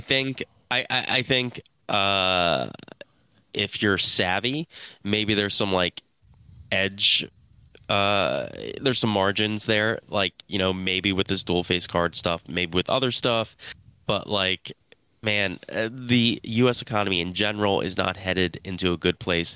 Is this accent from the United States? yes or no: yes; Philadelphia, Pennsylvania, United States; I'm from Philly